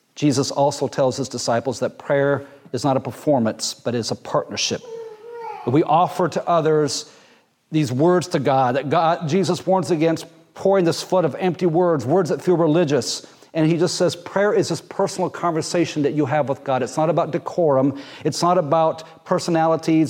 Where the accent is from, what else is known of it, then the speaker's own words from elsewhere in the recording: Jamaica; moved away; also born or lived in Muncie, Indiana; growing up in Jamaica, part of our swimming lessons were you wander down to the ocean